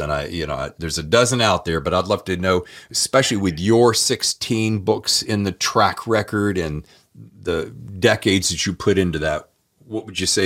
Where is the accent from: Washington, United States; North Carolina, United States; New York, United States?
North Carolina, United States; Winston-Salem; I'm from Winston-Salem